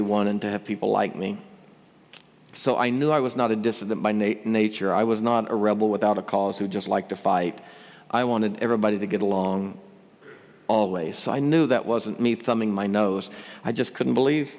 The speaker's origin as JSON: {"language": "English", "region": "Northeast Arkansas", "country": "United States", "tie": "born or raised there", "said": "I grew up over in Northeast Arkansas, Tornado Alley"}